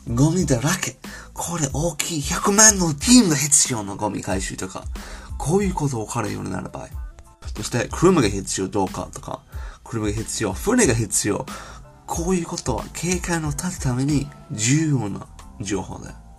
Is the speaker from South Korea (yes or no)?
no; United Kingdom; Japanese is a second language; moved away as an adult; now in Japan; 私は英国人のデータサイエンス、日本で働きながら